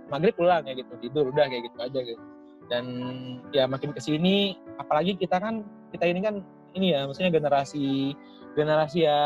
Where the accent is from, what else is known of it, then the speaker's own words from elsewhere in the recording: Riau, Indonesia; born there; gue tuh orang Bugis, kan uh, notabene Bugis di Makassar gitu. Nah, gue sementara gue lahir di Riau gitu.